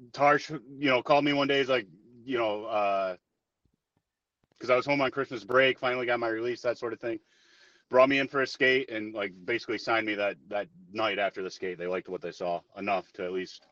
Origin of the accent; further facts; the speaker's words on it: Chelsea, Michigan, United States; also born or lived in Port Huron, Michigan; So, well, born in Port Huron, but raised in Chelsea, Michigan. Moved there like, when I was 1 years old, or maybe even a little bit before that. So, raised in Chelsea.